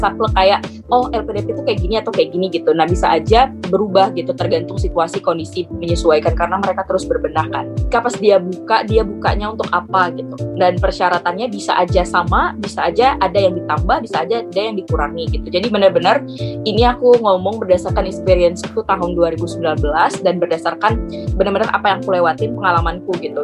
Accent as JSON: {"language": "Indonesian", "town": "Palembang", "region": "South Sumatra", "country": "Indonesia", "moved": "yes", "said": "Palembang aku."}